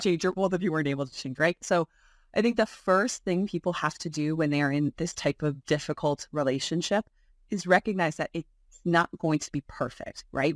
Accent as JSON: {"language": "English", "town": "Buffalo", "region": "New York", "country": "United States", "tie": "born or raised there", "lives_now": "Albany, United States", "said": "I was born and raised in Buffalo"}